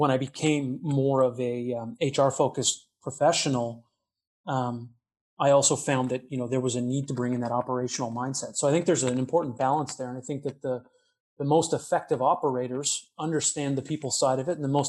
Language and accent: English; Edmonton, Alberta, Canada; also born or lived in Calgary, Canada; I'm actually originally from Western Canada. I grew up in the Edmonton, Alberta area.